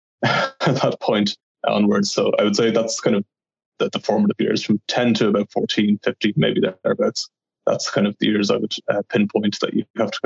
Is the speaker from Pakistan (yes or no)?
no; Monaghan, Ulster, Ireland; moved away as an adult; also born or lived in Dublin; I'm from Ireland, as you might know from my accent. I was raised in Monaghan, which is close to the Northern Irish border.